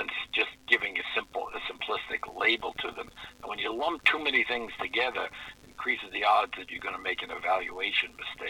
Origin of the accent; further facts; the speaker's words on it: New York City, New York, United States; When I was a kid growing up in New York City